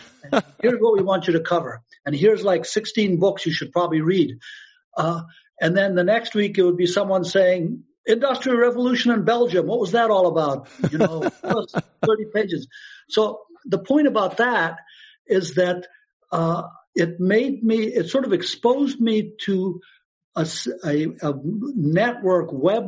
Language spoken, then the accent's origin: English; Afghanistan; born there; you know, I was born in Afghanistan. My mother was the first American woman to marry an Afghan and go live there.